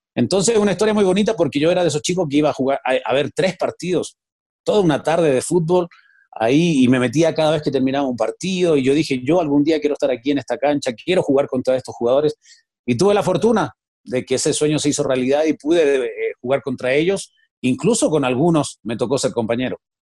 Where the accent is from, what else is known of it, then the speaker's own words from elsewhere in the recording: Chile; moved away as an adult; now in Mexico; soy nacido y criado en Chile